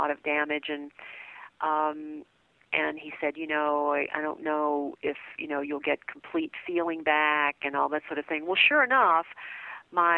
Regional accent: New Orleans, Louisiana, United States; I was raised in New Orleans, and that's where my family is

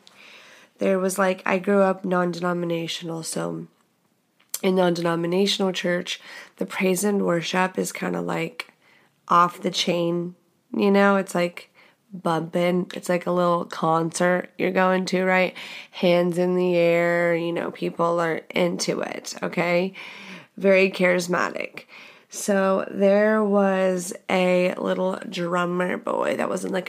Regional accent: The Woodlands, Texas, United States; I am from the Woodlands, Texas. If you know anything about that, it's a goddamn bubble

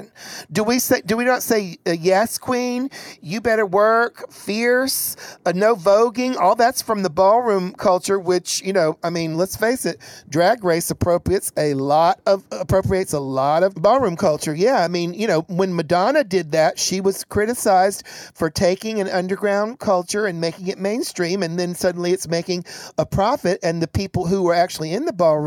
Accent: Chattanooga, Tennessee, United States; Growing up in Chattanooga, Tennessee

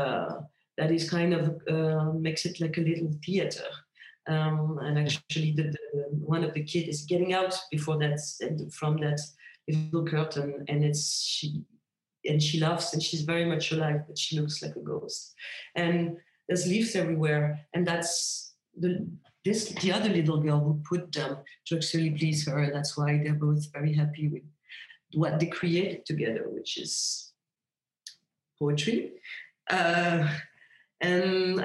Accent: a suburb 30 km from Paris, Île-de-France, France; now in Paris, France; it's my hometown. It's a suburb, 30 kilometers from Paris

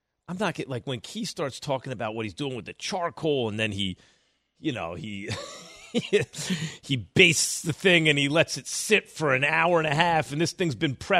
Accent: New Yorker, United States; as a New Yorker

